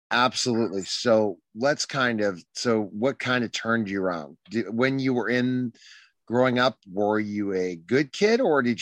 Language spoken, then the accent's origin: English; Indianapolis, Indiana, United States; I grew up in Indianapolis, Indiana. And kind of just very, very, very poor family then.